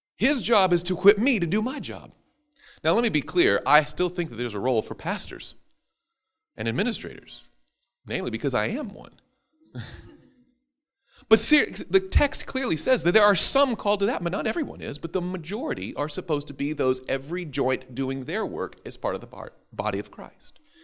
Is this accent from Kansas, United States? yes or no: no; Madison, Tennessee, United States; my hometown of Madison, Tennessee